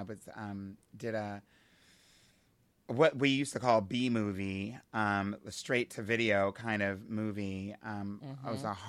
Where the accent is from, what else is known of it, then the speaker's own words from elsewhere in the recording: Hershey, Pennsylvania, United States; And I'm from Hershey, so that was like special for us.